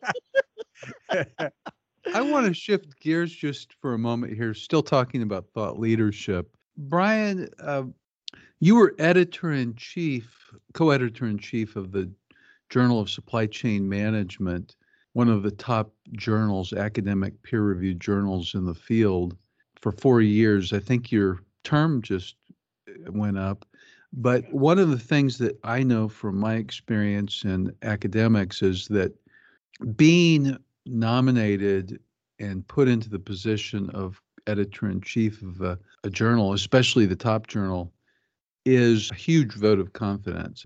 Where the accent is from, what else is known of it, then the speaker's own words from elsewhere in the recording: Kansas City, Missouri, United States; I grew up in Kansas City, Missouri